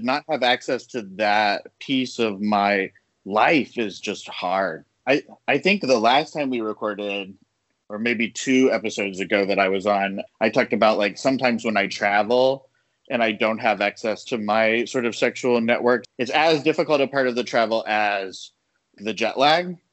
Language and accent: English; the South, United States; I'm Latino, I'm from the South